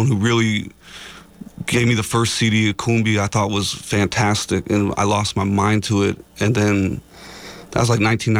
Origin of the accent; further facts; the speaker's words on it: Monterrey, Nuevo León, Mexico; now in San Francisco Bay Area, United States; I was born in Mexico, but my parents are Hungarian, Russian, and other European things, so I'm like El Gringo Indígena. And I was born in Monterrey.